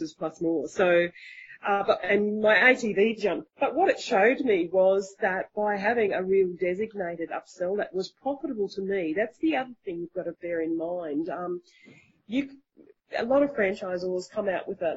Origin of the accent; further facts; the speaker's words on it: Australia; being an Australian